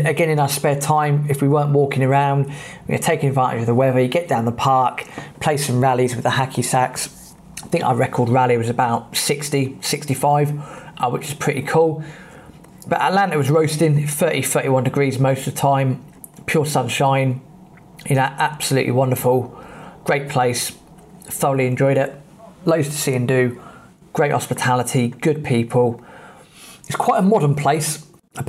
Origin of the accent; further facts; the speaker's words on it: England, United Kingdom; we're English